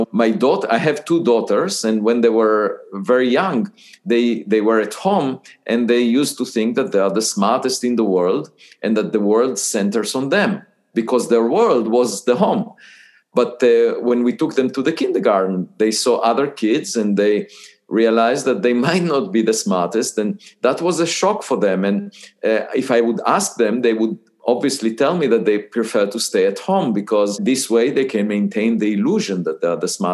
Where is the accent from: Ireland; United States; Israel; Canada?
Israel; moved away as an adult; I was born in Israel